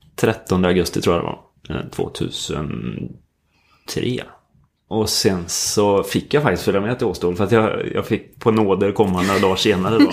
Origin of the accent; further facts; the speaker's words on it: Skövde, Västra Götaland, Sweden; moved away as an adult; also born or lived in Stockholm; Vi kom från Skövde båda två men träffades i Stockholm istället